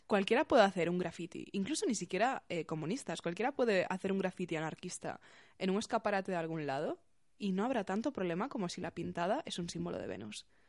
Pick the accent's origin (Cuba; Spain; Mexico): Spain; Galicia; now in Getafe, Spain; la gente de mi instituto, de mi pueblo de Galicia minúsculo